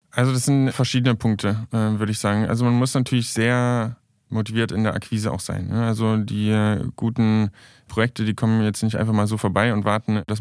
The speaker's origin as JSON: {"language": "German", "region": "Saxony", "country": "Germany", "said": "die sind alle in Sachsen, in meiner Heimat. Ich komme ja ursprünglich aus Sachsen."}